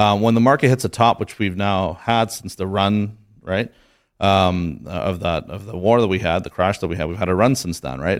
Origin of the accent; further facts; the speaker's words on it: Canada; I'm from Canada